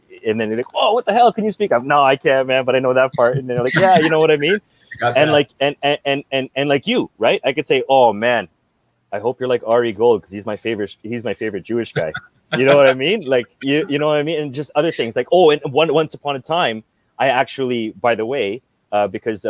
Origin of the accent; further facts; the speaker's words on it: Brampton, Ontario, Canada; also born or lived in Philippines; I grew up like in Brampton